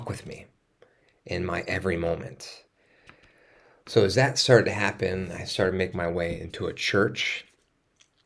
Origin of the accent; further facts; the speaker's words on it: East Coast, United States; moved away; I grew up on the East Coast